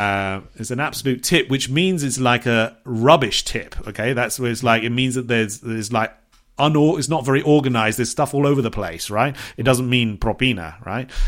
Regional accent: Bournemouth, South West England, United Kingdom; moved away; which is very close to my hometown, Bournemouth.

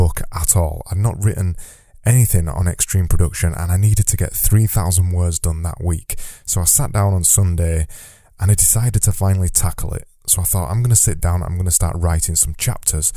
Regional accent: Yorkshire and the Humber, United Kingdom; I say flow because I'm from Yorkshire and I extend my vowels

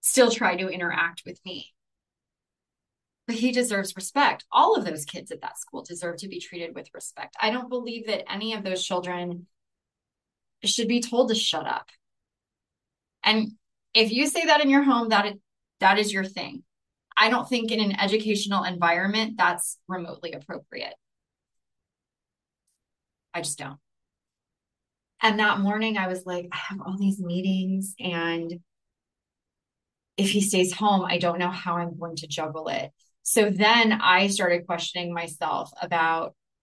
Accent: Chula Vista, California, United States; moved away as an adult; also born or lived in National City, California; I grew up in Chula Vista, lived there the majority of my life, and moved to National City. That's where we moved from

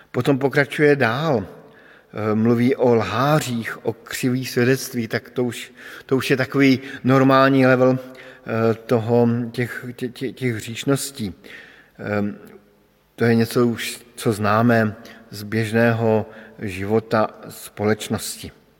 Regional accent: Bohemia, Czechia; protože pocházím z Čech

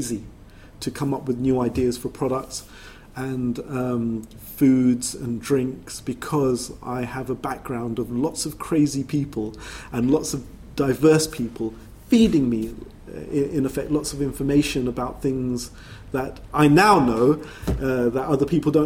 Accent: London, United Kingdom; growing up in Brixton, that culture is also my culture

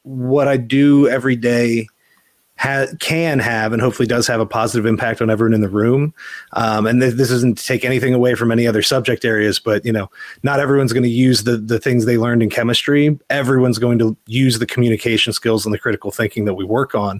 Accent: Mechanicsburg, Pennsylvania, United States; moved away as an adult; now in Virginia, United States; I grew up in Mechanicsburg, Pennsylvania

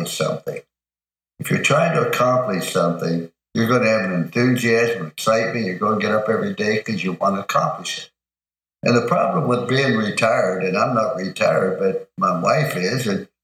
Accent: East Liverpool, Ohio, United States; also born or lived in Follansbee, West Virginia; we're raised in East Liverpool, Ohio. I was born in Fallsview, West Virginia. Those are my two hometown

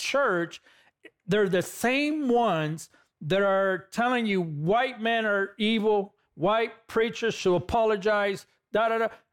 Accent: Los Angeles, California, United States; I'm a guy from East L A, California. I'm a former gang member from East L

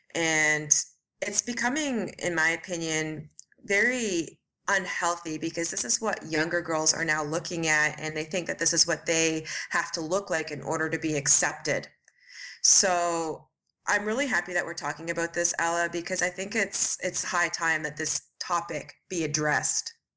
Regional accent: Ontario, Canada; moved away; also born or lived in Montreal, Canada; I am from Canada. I am from a small town in Ontario originally

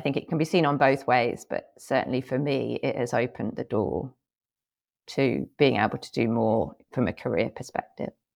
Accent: England, United Kingdom; moved away as an adult; also born or lived in Thailand; now in United States; I was born in England, but I haven't lived there since about two thousand and eight

